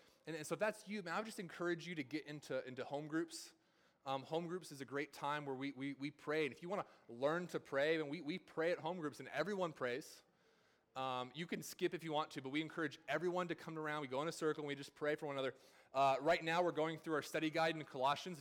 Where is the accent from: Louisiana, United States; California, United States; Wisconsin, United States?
California, United States; now in the South, United States; in my time here in the South, I'm not from here. I'm from California